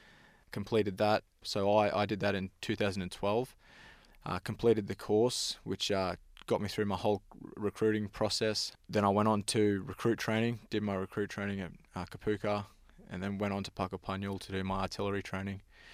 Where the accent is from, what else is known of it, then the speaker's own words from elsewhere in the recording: Thursday Island, Queensland, Australia; I'm Torres Strait Island. I grew up on Thursday Island.